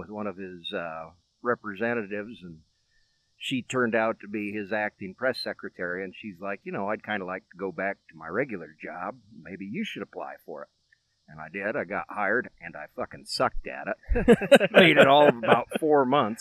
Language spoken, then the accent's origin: English; Nichols, Iowa, United States; born or raised there; also born or lived in Wyoming / Colorado Springs